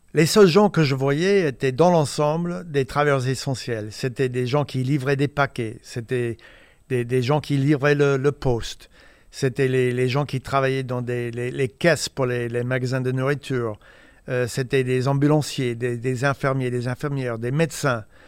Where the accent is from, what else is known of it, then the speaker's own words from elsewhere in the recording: Indiana, United States; French is a second language; moved away as an adult; also born or lived in Paris; américain d'Indiana